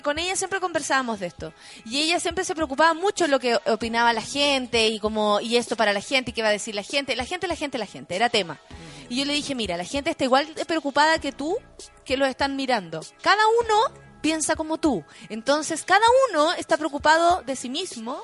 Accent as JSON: {"language": "Spanish", "country": "Chile", "said": "Siendo chilena"}